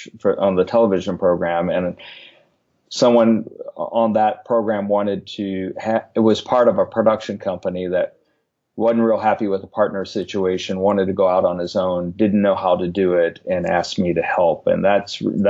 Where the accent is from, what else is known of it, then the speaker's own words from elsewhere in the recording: Richmond, Virginia, United States; moved away as an adult; also born or lived in Washington, D.C.; where I grew up in Richmond